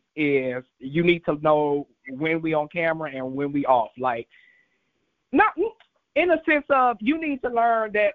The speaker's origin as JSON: {"language": "English", "town": "St. Louis", "region": "Missouri", "country": "United States", "tie": "born or raised there", "also_born_or_lived": "Atlanta, Georgia", "moved": "as an adult", "lives_now": "Los Angeles, United States", "said": "I'm actually born and raised in St. Louis, Missouri"}